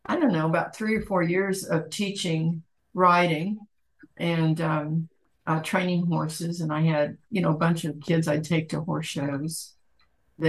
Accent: Oklahoma City, Oklahoma, United States; also born or lived in Michigan / San Antonio, Texas; now in Ashland, United States; I grew up in Oklahoma City

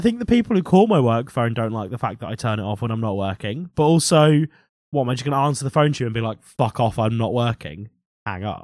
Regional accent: United Kingdom; I grew up working class in Britain

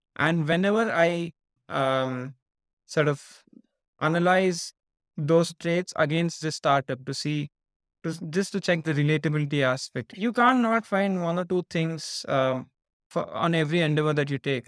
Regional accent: Hyderabad, Telangana, India; moved away as an adult; also born or lived in Nottingham, United Kingdom; I was born and raised in India, the southern part of India, from a city called Hyderabad

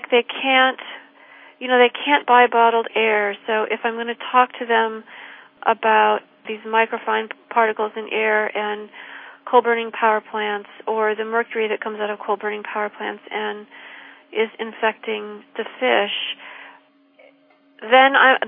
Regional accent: Peoria, Illinois, United States; she and I grew up in the same town.

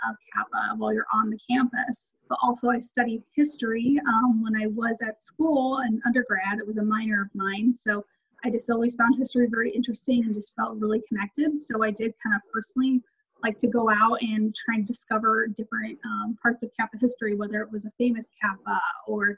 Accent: Chicago suburbs, Illinois, United States; moved away as an adult; now in Michigan, United States; I'm originally from the Chicago suburbs, but I just recently moved to Michigan.

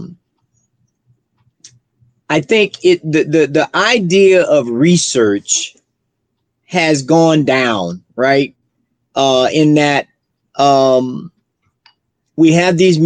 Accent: Florida, United States; now in Colorado, United States; Florida, my hometown

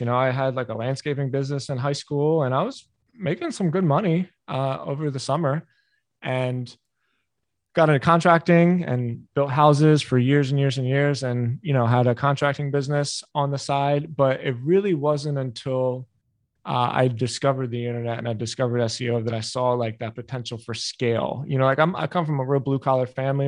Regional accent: Philadelphia, Pennsylvania, United States; I grew up in Philly

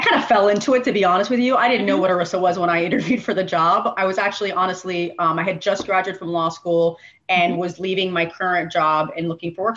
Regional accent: Miami, Florida, United States; also born or lived in Chile; I grew up down here in in Miami. I was born in Latin America. I was Chilean born, but we came here to the States many

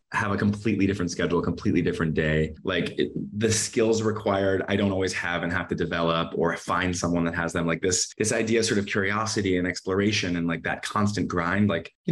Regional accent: Midwest, United States; growing up in the Midwest

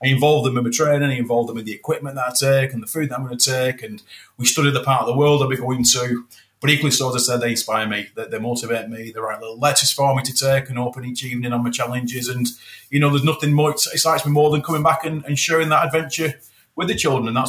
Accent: Moorside, United Kingdom; children growing up in Moorside

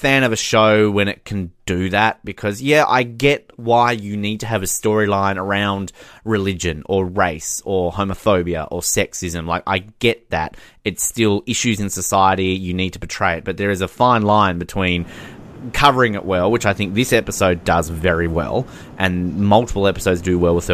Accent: Australia

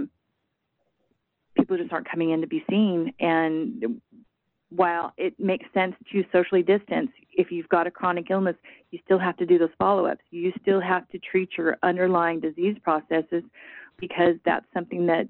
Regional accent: Arizona, United States; now in Texas, United States; I'm from Arizona, so the acuity staffing that I saw there was very different than what we have here in Texas.

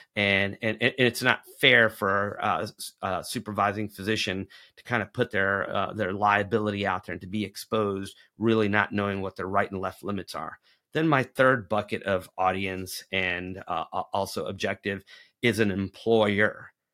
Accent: Tennessee, United States; the state of Tennessee, my home state

